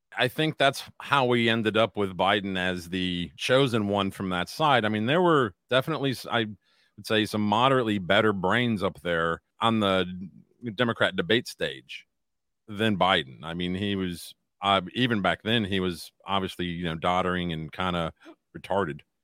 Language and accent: English; United States; I'm an American first